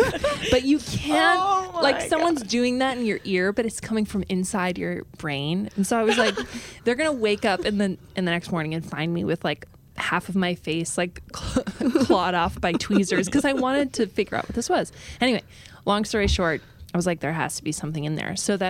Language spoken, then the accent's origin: English; United States; accent: Midwest; I am American. Yeah, exactly. Sound like I'm from the Midwest